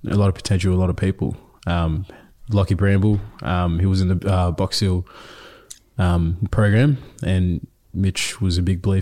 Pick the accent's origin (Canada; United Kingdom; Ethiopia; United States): Ethiopia; born there; So, um, so I was born in Ethiopia in the refugee camp there.